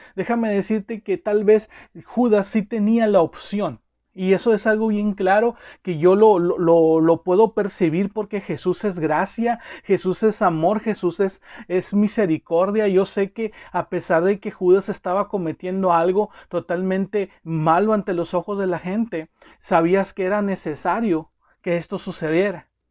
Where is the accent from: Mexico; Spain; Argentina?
Mexico; como mexicanos